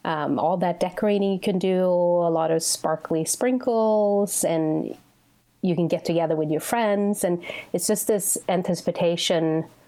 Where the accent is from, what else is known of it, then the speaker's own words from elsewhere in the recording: Sweden; now in United States; Well, I think back home, so when I was growing up, and well, still too, but the winters are very long.